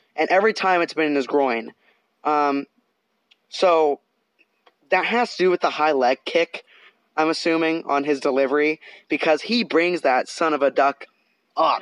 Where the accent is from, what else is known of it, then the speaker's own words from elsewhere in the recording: Canada; now in Southern California, United States; I'm I'm Canadian and we live in Southern California.